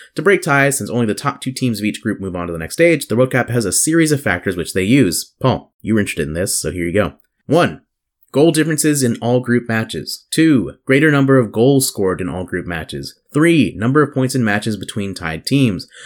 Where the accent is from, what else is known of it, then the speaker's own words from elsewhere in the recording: the South, United States; growing up in the South, growing up around the church